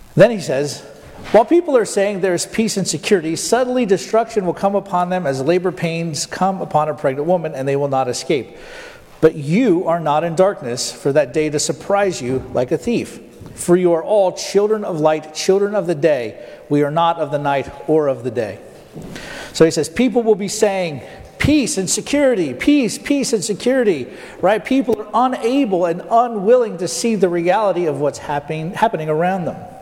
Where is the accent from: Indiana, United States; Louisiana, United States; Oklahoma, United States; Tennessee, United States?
Oklahoma, United States; Tulsa; Well, Tulsa